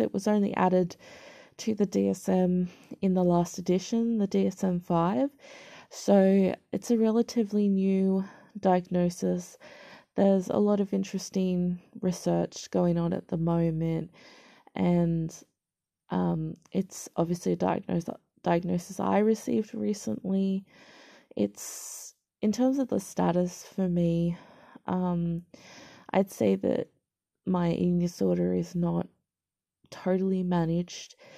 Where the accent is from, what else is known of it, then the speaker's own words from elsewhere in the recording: Australia; I'm Caucasian Australian born